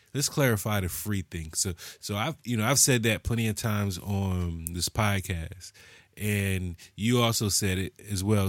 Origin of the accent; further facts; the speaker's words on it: United States; we're American